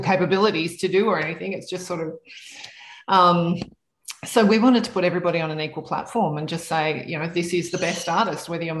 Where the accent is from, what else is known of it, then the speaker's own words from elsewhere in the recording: Canberra, Australian Capital Territory, Australia; now in Sydney, Australia; growing up in Canberra